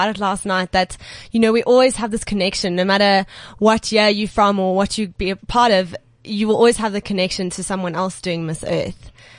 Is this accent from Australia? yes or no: no; Johannesburg, Gauteng, South Africa; I'm from Johannesburg South, and I'm 20 years old.